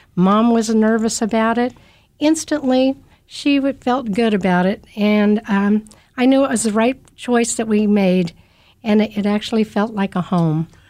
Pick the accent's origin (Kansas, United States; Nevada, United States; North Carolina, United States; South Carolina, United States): Kansas, United States; Kansas City; also born or lived in South Dakota; I grew up a poor kid in K C K, And I've lived my whole life in, in the Kansas City area